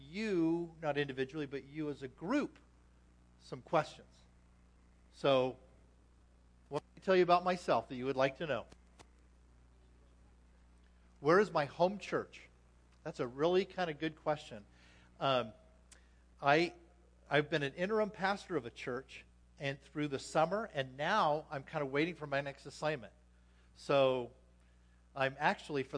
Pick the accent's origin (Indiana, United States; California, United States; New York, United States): California, United States; Anaheim; moved away as an adult; now in Las Vegas, United States; I grew up in Anaheim, California